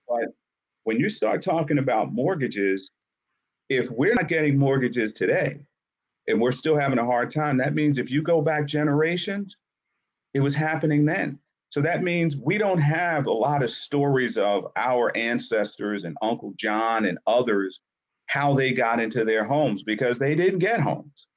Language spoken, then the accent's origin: English; Yonkers, New York, United States; born or raised there; also born or lived in Harlem, New York